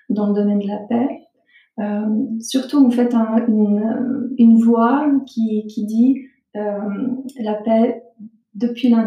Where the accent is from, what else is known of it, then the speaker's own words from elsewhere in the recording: Bosnia & Herzegovina; now in Switzerland; je suis originaire de Bosnie-Herzégovine. Je suis arrivée en Suisse en tant que réfugiée pendant